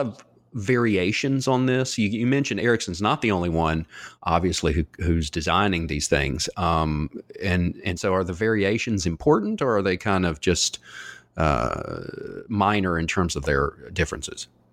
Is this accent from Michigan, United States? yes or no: no; North Carolina, United States; I grew up in the South myself in North Carolina